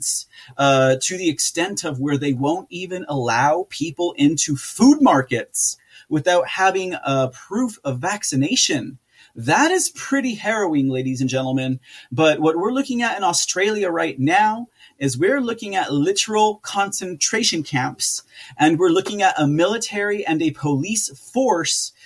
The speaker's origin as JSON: {"language": "English", "country": "United States", "said": "we as American citizens we as Americans"}